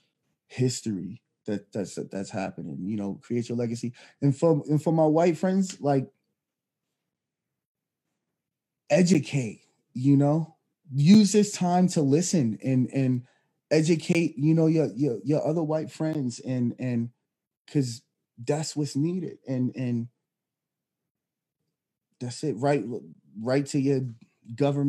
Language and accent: English; Philadelphia, Pennsylvania, United States; moved away; I'm originally from Philadelphia, actually, Pennsylvania